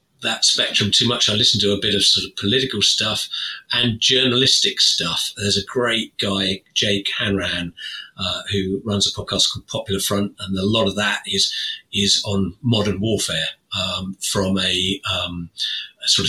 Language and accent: English; United Kingdom; as a Brit